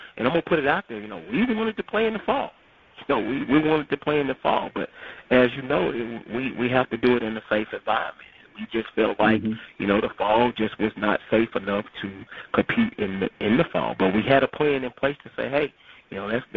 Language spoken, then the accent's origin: English; Jackson, Mississippi, United States; growing up in Jackson, you know, all I knew was championship Jackson State University. And being from Jackson and born and raised